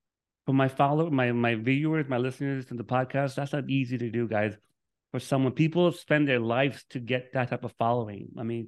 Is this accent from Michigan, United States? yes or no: no; Miami, Florida, United States; now in Orlando, United States; Dude, I'm from Miami. I'm in Orlando now, but Miami is beautiful. I love Miami.